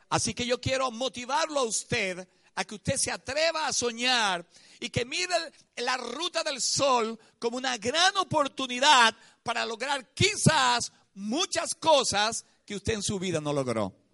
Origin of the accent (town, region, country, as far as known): Venezuela